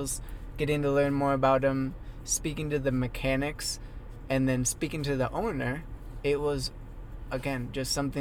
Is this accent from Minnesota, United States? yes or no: yes; Minnesota, United States; now in Phoenix, United States; I grew up in Minnesota